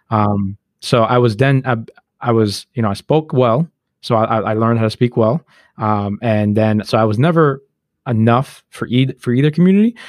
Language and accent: English; United States; we grew up black in America. Like, we were born in America.